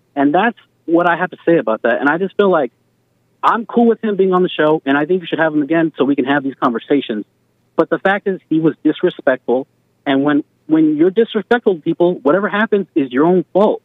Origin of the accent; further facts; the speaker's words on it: Albuquerque, New Mexico, United States; I'm from Albuquerque, New Mexico, and the predominant majority is brown people.